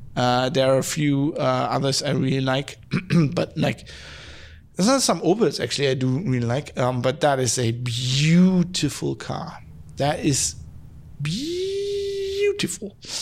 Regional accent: Duisburg, North Rhine-Westphalia, Germany; moved away; where I was born in Duisburg, there's all these steel works.

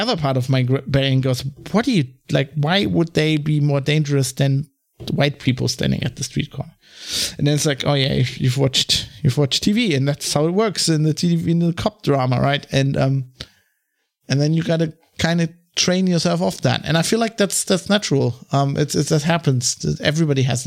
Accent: Germany; accent: German; English is a second language; also born or lived in London; I was German, you know, because of my accent

